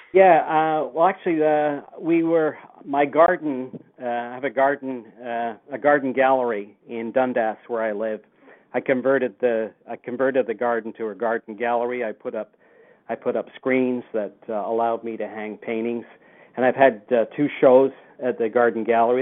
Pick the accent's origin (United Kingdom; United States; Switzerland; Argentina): United Kingdom; Lancashire, North West England; now in Canada; I grew up in the UK, and I I emigrated to Canada in 1967. I came over from Lancashire